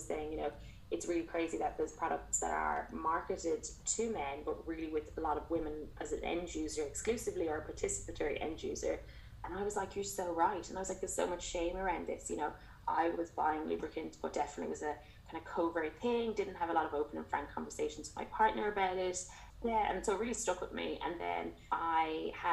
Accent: Waterford, Munster, Ireland; moved away as an adult; now in Melbourne, Australia; I'm from Ireland originally. So Waterford in the alleged sunny southeast.

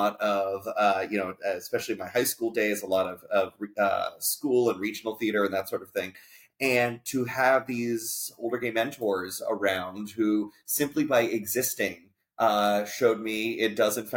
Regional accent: Coral Springs, Florida, United States; moved away; also born or lived in Atlantic City area, New Jersey; home for me was South Florida. I grew up in the Fort Lauderdale area, a great town called Coral Springs

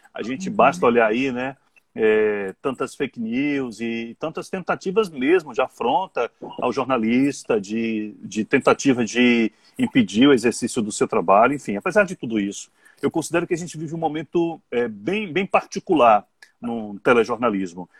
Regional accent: Serrinha, Bahia, Brazil; also born or lived in Feira de Santana / Vitória da Conquista; now in Salvador, Brazil; Eu sou de Serrinha, morei uhum. em Feira, morei em Conquista, mas é, eu penso em casa, eu penso em Salvador

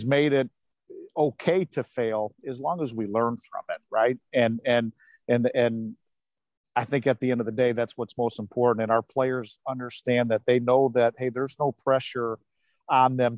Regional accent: Detroit, Michigan, United States; growing up in Detroit

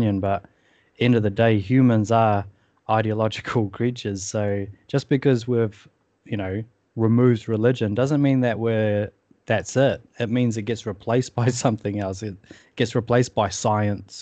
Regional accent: England, United Kingdom; moved away; I'm from England originally

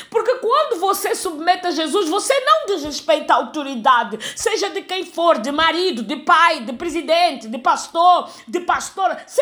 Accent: Angola; born there; accent: European Portuguese; also born or lived in Brazil; Mas em algum momento da minha fala você vai detectar que eu não sou brasileira, que eu tenho um português um pouquinho mais pesado, que é o de Portugal. Mesmo apesar de ter nascido em Angola

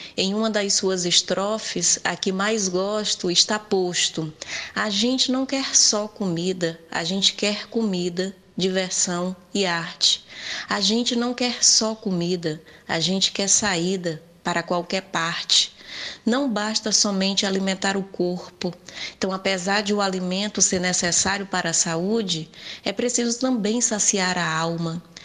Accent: Northeast Region, Brazil; como boa nordestina

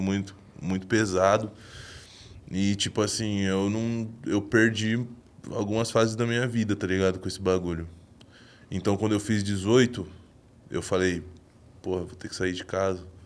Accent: Jundiaí, São Paulo, Brazil; now in São Paulo, Brazil; lá da minha vila, de onde eu morava, lá em Jundiaí

